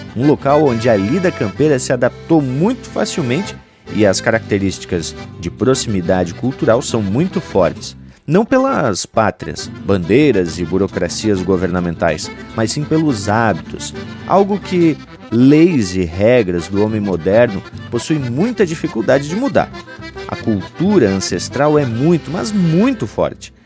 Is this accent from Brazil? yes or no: yes; Blumenau, Santa Catarina, Brazil; eu sou nascido na cidade de Blumenau, em Santa Catarina. Portanto, sou catarinense de província, mas gaúcho de coração